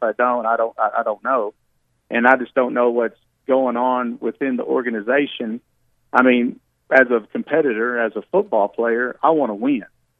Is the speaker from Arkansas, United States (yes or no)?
yes; Arkansas, United States; I grew up in Arkansas. I was raised in Arkansas my whole life.